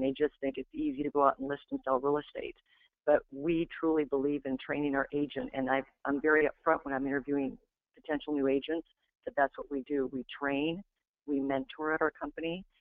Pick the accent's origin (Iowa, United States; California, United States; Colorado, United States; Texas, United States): Iowa, United States; I'm from Iowa